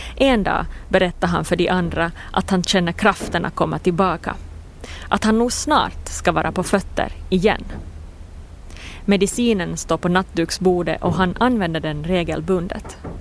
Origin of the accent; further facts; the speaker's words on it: Jakobstad, Ostrobothnia, Finland; på gården där jag växte upp, i Pirilö utanför Jakobstad